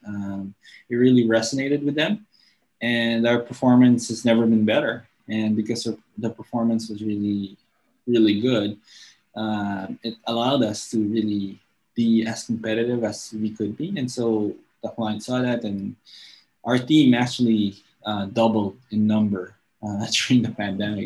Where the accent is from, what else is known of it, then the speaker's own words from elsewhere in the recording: Angeles City, Central Luzon, Philippines; first language English; i actually grew up in an air force base uh, in my hometown in angeles city in pampanga